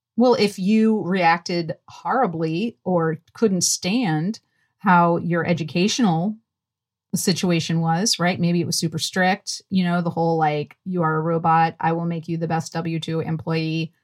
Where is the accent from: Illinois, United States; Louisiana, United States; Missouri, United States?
Louisiana, United States; New Orleans; I grew up in New Orleans, Louisiana, and it is very Southern